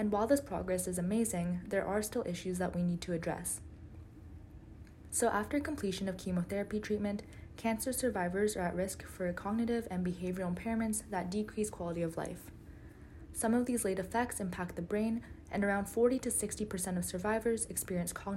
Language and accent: English; Canada; I identify as Korean Canadian